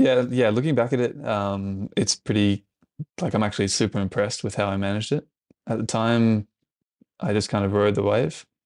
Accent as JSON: {"language": "English", "country": "Australia", "moved": "as an adult", "lives_now": "Europe", "said": "as an Aussie"}